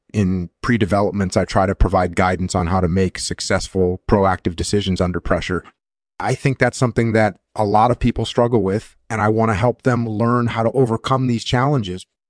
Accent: Netherlands; moved away; also born or lived in United States; I was born in the Netherlands, and I did my military service in the Netherlands

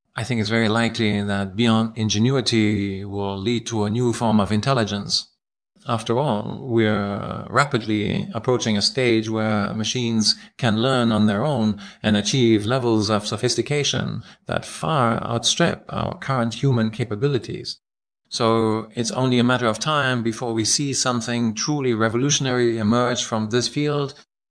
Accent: Austria; I'm from Austria

